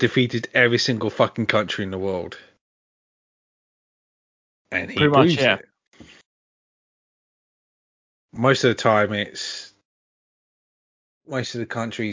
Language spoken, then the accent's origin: English; United Kingdom; as a Brit